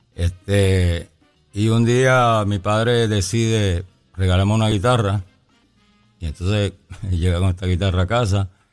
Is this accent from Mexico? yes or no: no; Bayamón, Puerto Rico; also born or lived in New York / Arecibo; yo nací en Nueva York, pero muy pequeñito, a los tres o cuatro años. Mis, padres me trajeron para Bayamón y fuimos a, fuimos a parar a Arecibo, el barrio Garrochales de Arecibo